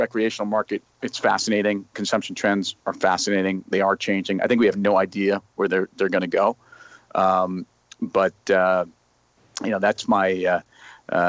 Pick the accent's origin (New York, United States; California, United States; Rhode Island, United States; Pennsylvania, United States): New York, United States; Westchester; I grew up in Westchester